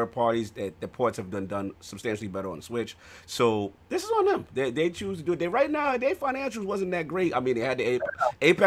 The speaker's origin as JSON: {"language": "English", "town": "New York City", "region": "New York", "country": "United States", "said": "we from New York."}